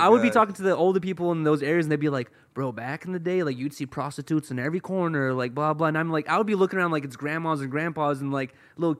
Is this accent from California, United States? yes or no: yes; Los Angeles, California, United States; growing up in Hollywood, I grew up with, like, a lot of different social groups